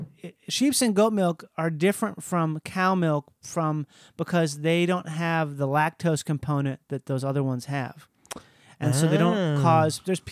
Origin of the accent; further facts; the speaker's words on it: Minnesota, United States; I'm from Minnesota.